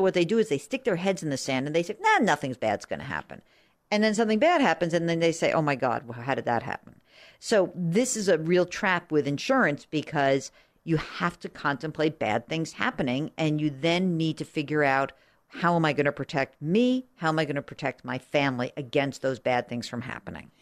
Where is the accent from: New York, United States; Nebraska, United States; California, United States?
New York, United States; outside of; I grew up outside of New York